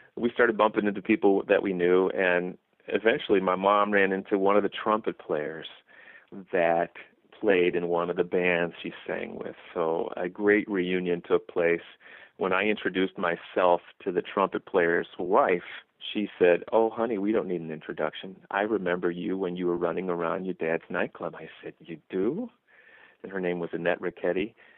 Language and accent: English; Chicago, Illinois, United States; I'm a Midwestern boy too. You know, I'm from Chicago